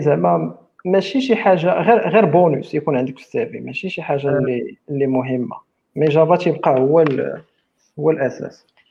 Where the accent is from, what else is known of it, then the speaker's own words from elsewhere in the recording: Morocco; عندنا في المغرب